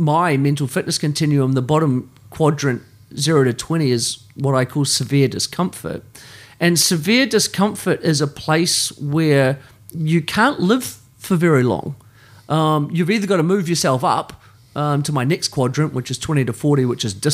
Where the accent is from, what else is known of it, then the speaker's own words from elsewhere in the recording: New Zealand; I grew up in New Zealand, in a place of privilege